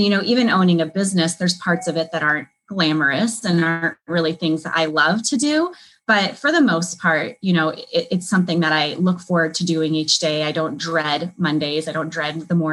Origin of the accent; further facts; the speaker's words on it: California, United States; moved away as an adult; now in Chicago, United States; I moved from my home state of California to Chicago.